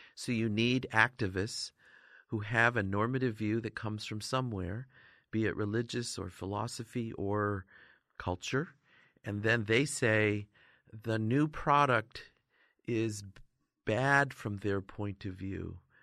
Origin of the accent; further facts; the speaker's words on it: Northern New York, United States; I grew up in Northern New York, actually, there's lots of Amish